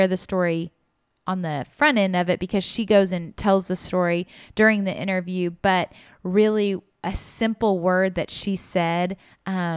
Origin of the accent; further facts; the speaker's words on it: Kansas City, United States; I was born in Kansas City